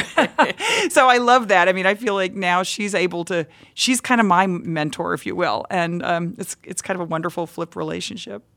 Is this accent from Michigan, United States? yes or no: no; Texas, United States; I grew up in Texas where any anything that you wanted to do as a girl you kind of had to fight for